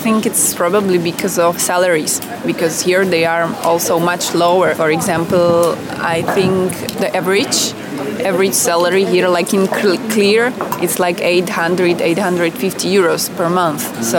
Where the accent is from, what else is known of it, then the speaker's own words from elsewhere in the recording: Bratislava, Bratislava Region, Slovakia; I'm from here, and my parents were from Bratislava and my grandparents were from Bratislava